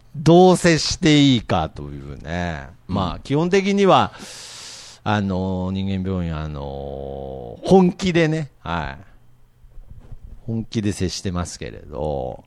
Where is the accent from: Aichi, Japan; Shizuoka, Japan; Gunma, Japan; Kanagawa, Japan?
Aichi, Japan; Nagoya area; 僕の実家、まあ、今も同じとこ住んでるんですけれど、うん、あのー、電車が、最寄りの電車がなくて、バスなんですよ。うん、はいはい。で、機関バスに乗って、こう、栄っていう、まあ、名古屋の都市から帰ってくる方面の